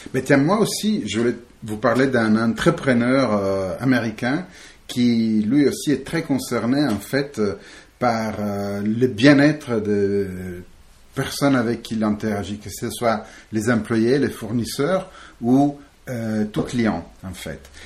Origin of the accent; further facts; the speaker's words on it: Italy; now in France; Je suis italien, mais hum, j'ai fait un peu le tour du monde. Je suis atterri ici en France il y a quelques temps